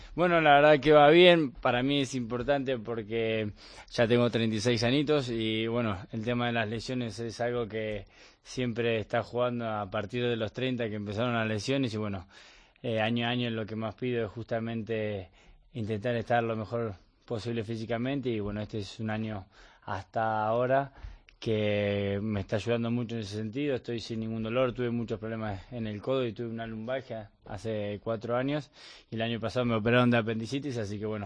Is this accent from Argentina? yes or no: yes; Bahía Blanca, Buenos Aires Province, Argentina; moved away as an adult; now in Spain; yo soy de Bahía Blanca, que a 700 kilómetros de Buenos Aires